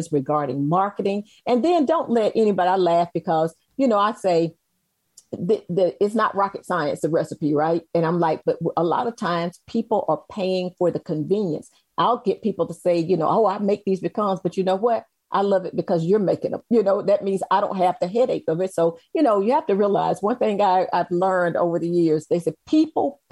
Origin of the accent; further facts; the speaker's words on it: Macon, Georgia, United States; moved away; So I'm originally born and raised in Macon, Georgia.